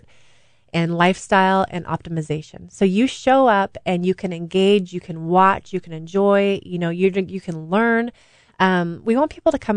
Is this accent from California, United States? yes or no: yes; Saratoga, California, United States; I grew up in Saratoga, 20 minutes from Stanford University.